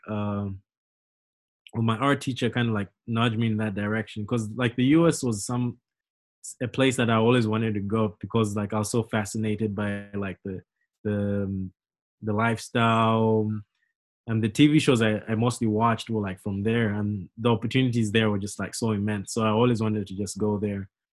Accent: Zambia; moved away as an adult; now in United States; growing up in Zambia

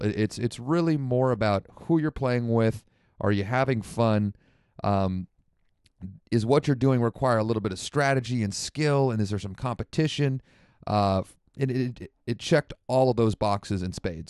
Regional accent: Santa Rosa, California, United States; moved away; my hometown of Santa Rosa, uh, up in Sonoma County

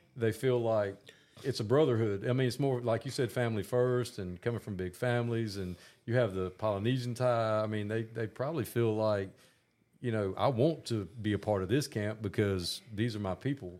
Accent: Augusta, Georgia, United States; I grew up in Augusta, Georgia, and spent my whole life here

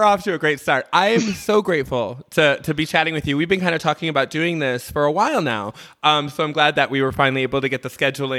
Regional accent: Michigan, United States; moved away; I'm from the same area in Michigan.

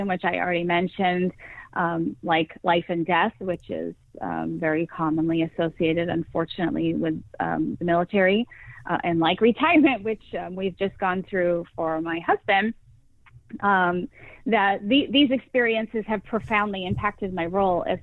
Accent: Massachusetts, United States; moved away as an adult; now in Tampa, United States; I'm originally from Massachusetts. I have moved 14 times during the course of our marriage.

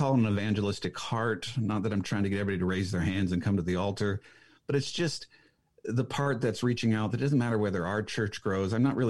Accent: Washington, United States; a city outside of Seattle, but when you say that, people go, I have no idea what that is. So you say, I'm from Seattle.

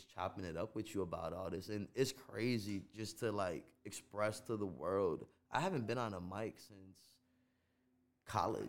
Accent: Chicago, Illinois, United States; first language Gujarati; English is a second language; also born or lived in India; I grew up in Uptown in Rogers Park

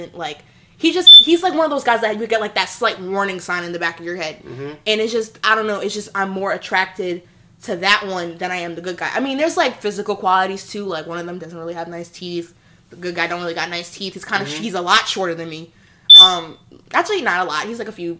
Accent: Hempstead, New York, United States; I'm freaking black and Hispanic, and I went to private school, and I'm from Hempstead

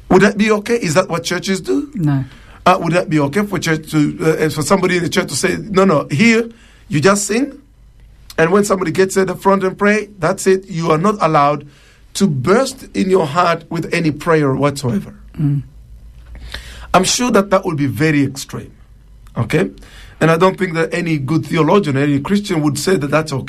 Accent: DR Congo; first language Tshiluba; English is a second language; It means the Lord, the Almighty God, in Chiluba, which is my native tongue.

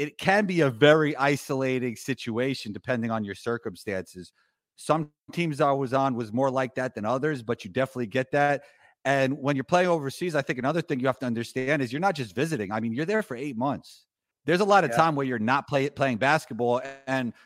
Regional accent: New York City, New York, United States; growing up in New York City

